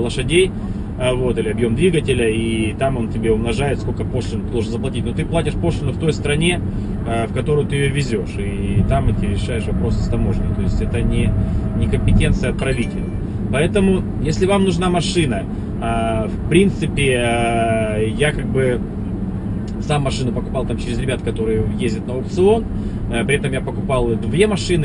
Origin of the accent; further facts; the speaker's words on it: Novorossiysk, Krasnodar Krai, Russia; now in United States; мой родной город Новороссийск